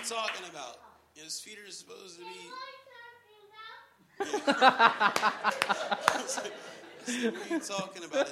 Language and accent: English; Pittsburgh, Pennsylvania, United States; moved away; I'm from Pittsburgh